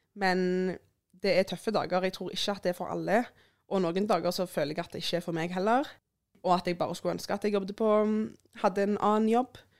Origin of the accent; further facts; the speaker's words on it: Sandnes, Rogaland, Norway; jeg er jo fra Sandnes